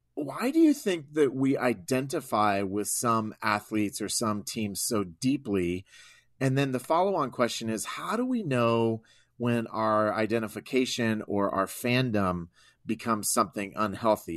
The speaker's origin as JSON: {"language": "English", "region": "Iowa", "country": "United States", "tie": "born or raised there", "said": "I grew up in Iowa"}